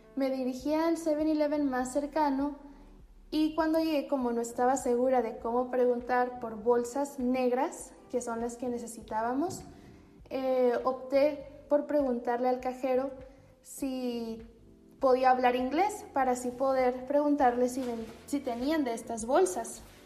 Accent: Mexico

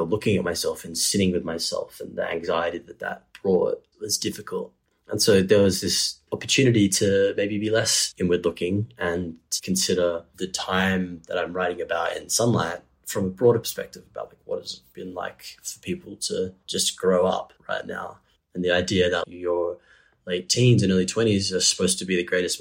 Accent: Geraldton, Western Australia, Australia; now in Perth, Australia; Geraldton, as like an environment to grow up in, is quite a beautiful place

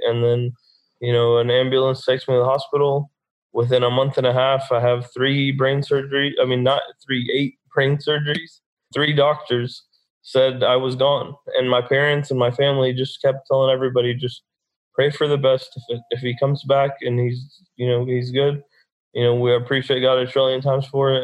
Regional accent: Dallas, Texas, United States; I'm born and raised in Dallas, Texas

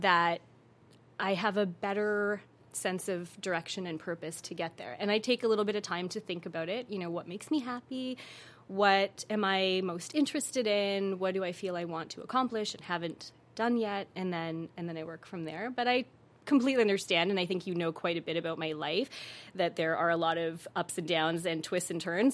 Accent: Calgary, Alberta, Canada; moved away as an adult; now in Los Angeles, United States; my parents are from East Africa, so my mom is from Tanzania and my dad is from Kenya and I was born in Calgary

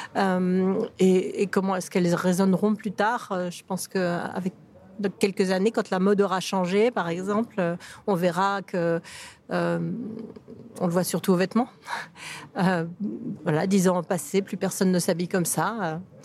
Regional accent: Paris, Île-de-France, France; je, suis française, je suis parisienne, euh, donc c'est mon quartier

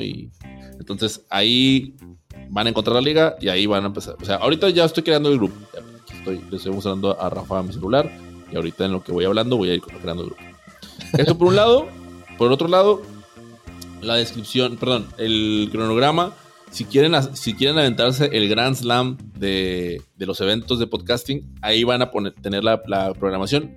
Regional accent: Monterrey, Nuevo León, Mexico; aquí en Monterrey, aquí en mi tierra.

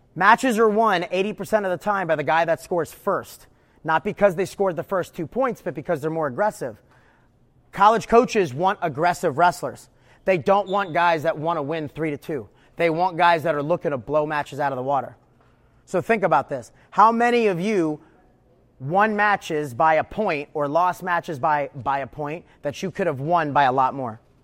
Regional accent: New York, United States; moved away as an adult; also born or lived in Houston / East Coast; I grew up wrestling in New York

